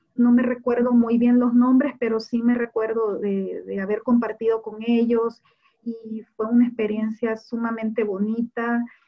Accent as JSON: {"language": "Spanish", "country": "El Salvador", "said": "yo soy la salvadoreña"}